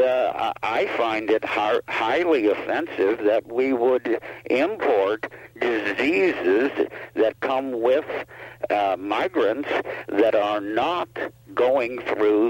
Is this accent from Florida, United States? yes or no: no; Pittsburgh, Pennsylvania, United States; now in Washington County, Utah, United States; my hometown in Pittsburgh